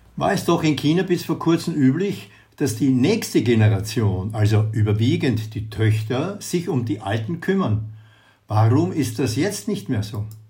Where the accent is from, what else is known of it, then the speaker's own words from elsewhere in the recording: Austria; bei uns in Österreich